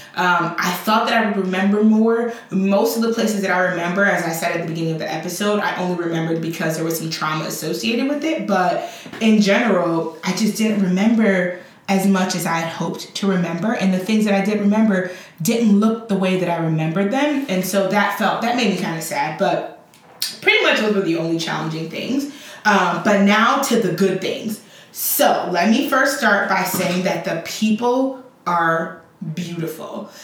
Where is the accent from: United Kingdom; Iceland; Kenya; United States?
United States; Chicago, Illinois; also born or lived in Liberia; I grew up in Liberia, uh, in um, Chicago. And although I was raised by Liberian parents, I was raised for the most part, you know, with American cultural norms.